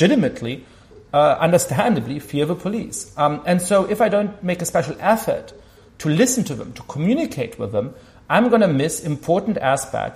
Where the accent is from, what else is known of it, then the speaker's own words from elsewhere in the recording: Germany; I grew up Jewish in Germany